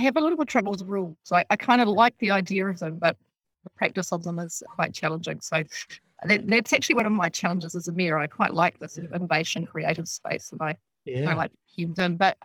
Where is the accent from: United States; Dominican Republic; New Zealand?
New Zealand; Dunedin, Otago; moved away as an adult; now in Nelson, New Zealand; I was born in Otapoti down there in the south.